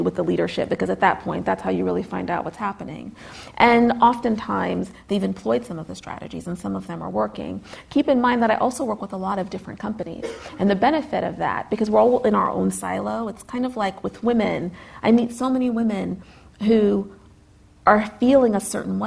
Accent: United States; as an American

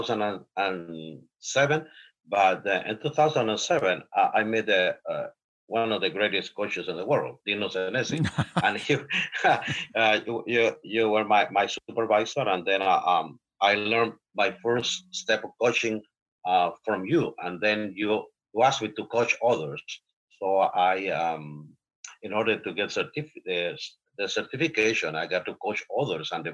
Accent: Honduras; now in United States; I was born in Honduras

